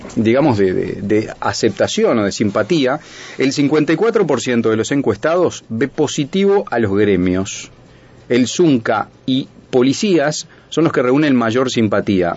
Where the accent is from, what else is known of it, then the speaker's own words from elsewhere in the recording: Uruguay; somos los uruguayos